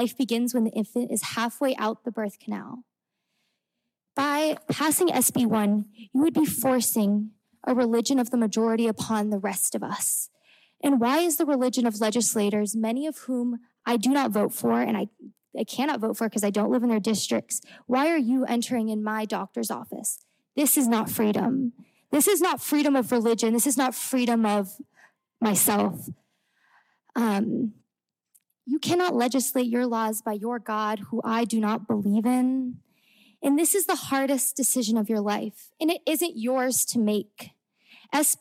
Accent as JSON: {"language": "English", "region": "Indiana", "country": "United States", "tie": "born or raised there", "moved": "as an adult", "said": "I grew up in Indiana, attended high school just north of the city"}